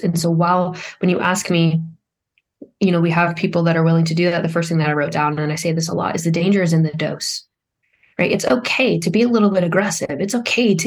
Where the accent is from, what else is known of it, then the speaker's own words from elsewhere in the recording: Vermont, United States; I was from Vermont